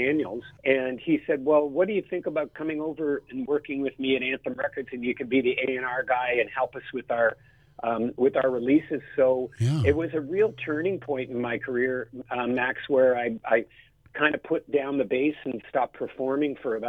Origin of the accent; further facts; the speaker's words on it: Toronto, Ontario, Canada; as a kid growing up in Toronto